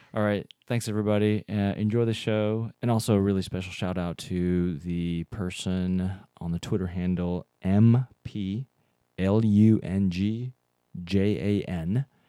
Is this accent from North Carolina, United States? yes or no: yes; North Carolina, United States; now in Seattle, United States; I grew up in North Carolina